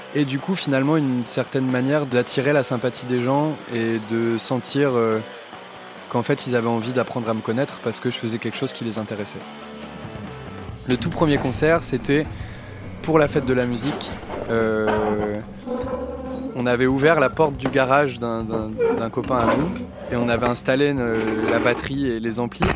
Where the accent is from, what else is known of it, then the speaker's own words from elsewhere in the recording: Lille, Hauts-de-France, France; Je suis né à Lille, dans le Nord-Pas-de-Calais, et j'ai grandi en banlieue lilloise